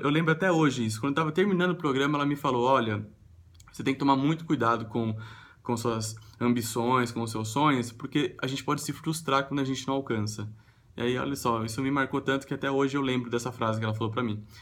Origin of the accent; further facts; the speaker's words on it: Sorocaba, São Paulo, Brazil; eu nasci em São Paulo e mudei para Sorocaba, que é uma cidade no interior de São Paulo.